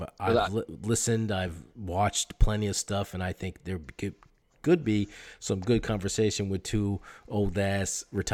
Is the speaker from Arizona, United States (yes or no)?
no; Champlain Valley, Vermont, United States; I grew up in the Champlain Valley where Lake Champlain is.